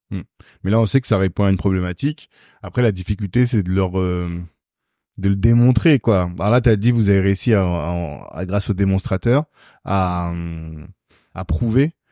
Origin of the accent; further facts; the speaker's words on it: Guadeloupe; Un entrepreneur guadeloupéen.